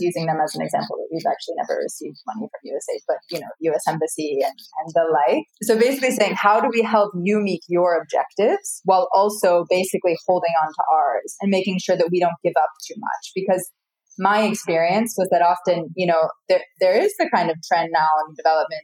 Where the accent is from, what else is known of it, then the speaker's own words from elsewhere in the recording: United States; now in Islamabad, Pakistan; as an American